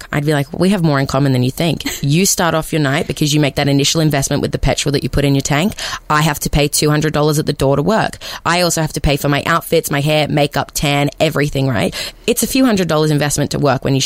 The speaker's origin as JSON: {"language": "English", "town": "Newcastle", "region": "New South Wales", "country": "Australia", "tie": "born or raised there", "said": "my hometown, Newcastle"}